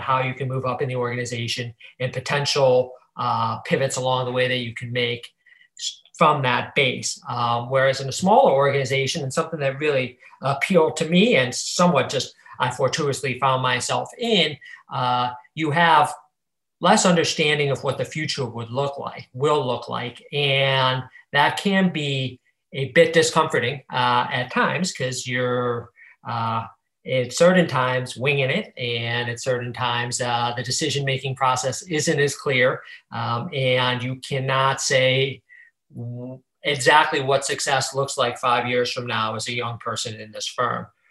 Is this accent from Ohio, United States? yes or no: yes; Cleveland, Ohio, United States; moved away as an adult; now in Chicago, United States; I grew up in Cleveland